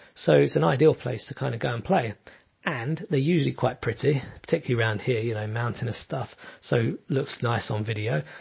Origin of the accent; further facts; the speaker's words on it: London, United Kingdom; moved away as an adult; now in southern Italy; I'm from London